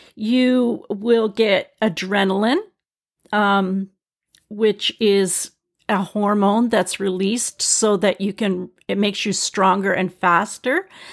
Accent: British Columbia, Canada; I'm from British Columbia in Canada. We have grizzly bears here.

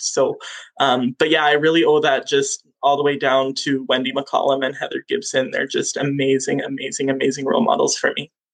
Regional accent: Moose Lake, Manitoba, Canada; I grew up on Moose Lake.

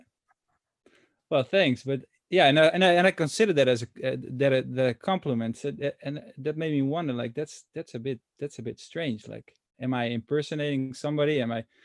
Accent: small village near Amsterdam, North Holland, Netherlands; English is a second language; now in Amsterdam, Netherlands; I'm from a very small village, uh, which nobody knows, and from an American's perspective, you can say it's it's really in the suburbs of Amsterdam

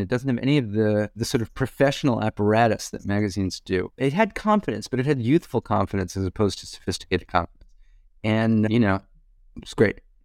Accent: Hewlett, New York, United States; moved away; also born or lived in Brooklyn, New York; It was a town called Hewlett near Kennedy Airport in Long Island

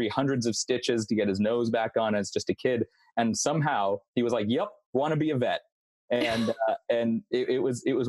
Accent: Los Angeles, California, United States; So I'm originally from Los Angeles, California, and that's still where I am now. So born here, raised here, and stayed here.

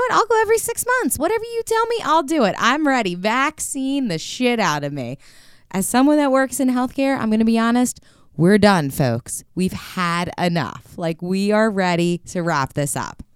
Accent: United States; being American

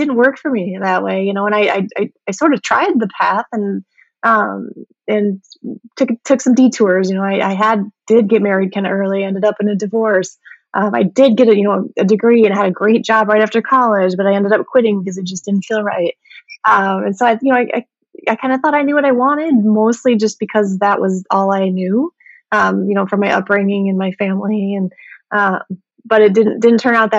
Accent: Midwest, United States; I grew up in the Midwest

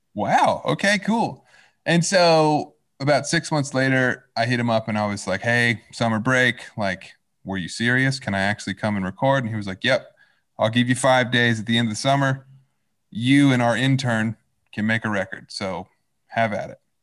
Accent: Fayetteville, Arkansas, United States; moved away as an adult; now in Los Angeles, United States; I was born and raised in Fayetteville in Northwest Arkansas

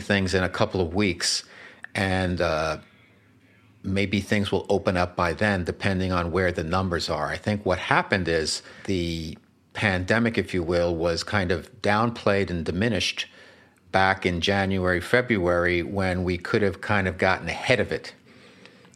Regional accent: River Edge, New Jersey, United States; I was home with my mom one time back in River Ridge, New Jersey

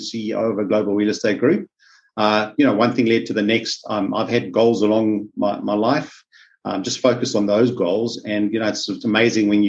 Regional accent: South Africa; now in Australia; As you can pick up from my accent, I'm from South Africa

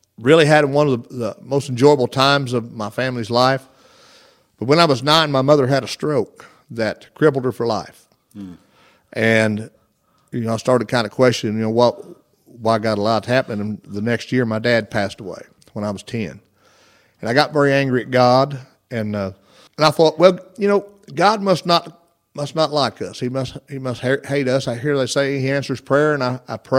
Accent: Sims, Illinois, United States; I was born and raised in Sims, Illinois, where I was raised, and it's a little bitty town.

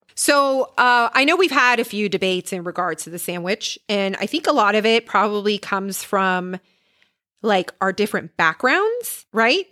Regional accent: Puerto Rico; moved away; I am originally from Puerto Rico

